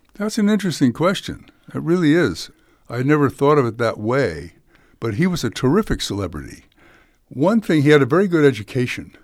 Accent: San Francisco, California, United States; I grew up in San Francisco with a father from Texas

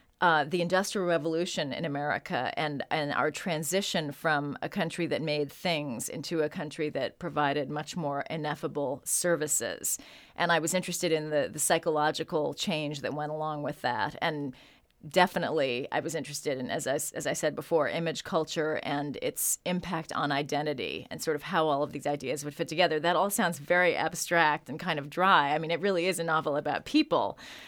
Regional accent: Chicago, Illinois, United States; born there; And it's very near Chicago, which is where I was born.

